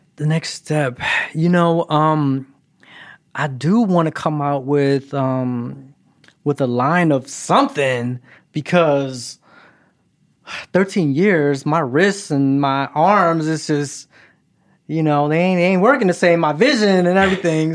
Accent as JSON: {"language": "English", "town": "Philadelphia", "region": "Pennsylvania", "country": "United States", "also_born_or_lived": "Kentucky", "moved": "yes", "lives_now": "Los Angeles, United States", "said": "I'm originally from Philadelphia. And then I made a pit stop in Kentucky"}